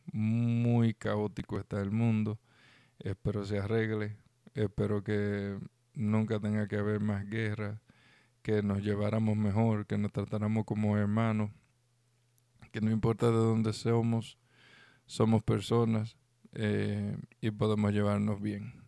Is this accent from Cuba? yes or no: no; Dominican Republic